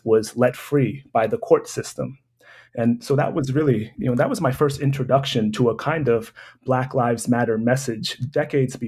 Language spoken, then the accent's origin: English; Massachusetts, United States; I was born and raised in Massachusetts